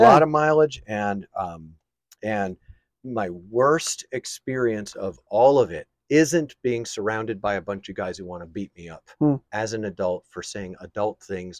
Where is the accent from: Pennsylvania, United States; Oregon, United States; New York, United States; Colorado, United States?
New York, United States; I grew up in New York.